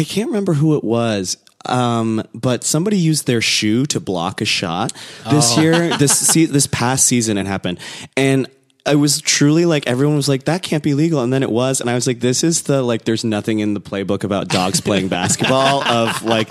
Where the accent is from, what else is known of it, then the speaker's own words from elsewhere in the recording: Plainfield, Illinois, United States; also born or lived in South Korea; I grew up outside of Chicago, southwest suburb of Chicago, Plainfield, Illinois.